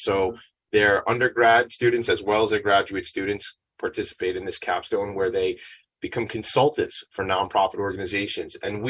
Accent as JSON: {"language": "English", "town": "Franklin Square", "region": "New York", "country": "United States", "said": "I'm Italian, but to some guy that just got here from Milan and me are not exactly the same thing. I mean, I'm from Long Island. I'm from Franklin Square"}